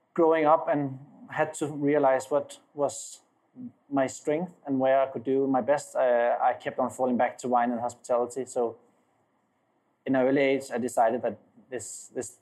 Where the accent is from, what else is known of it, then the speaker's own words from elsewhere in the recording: Copenhagen, Capital Region of Denmark, Denmark; moved away as an adult; also born or lived in Dubai; now in Santa Barbara County, United States; from Copenhagen, Denmark, where I'm born and raised